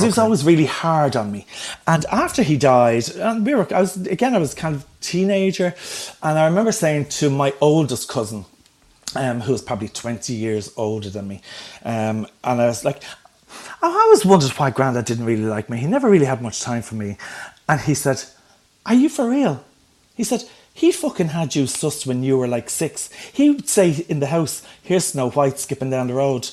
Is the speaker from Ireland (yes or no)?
yes; Dublin, Leinster, Ireland; where I grew up in Ballyfermot